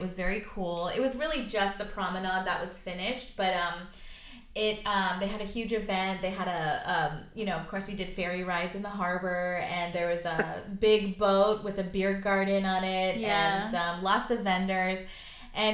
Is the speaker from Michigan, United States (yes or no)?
no; Rancho Palos Verdes, California, United States; also born or lived in Long Beach, United States; technically I was born in the Long Beach Hospital, and my family home where I grew up is technically our Rancho Palos Verdes. So it used to be San Pedro.